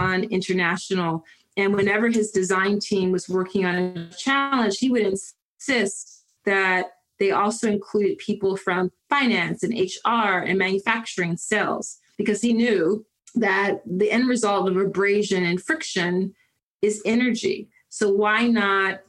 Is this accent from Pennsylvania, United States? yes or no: yes; Philadelphia, Pennsylvania, United States; growing up in Philly in East Mount Airy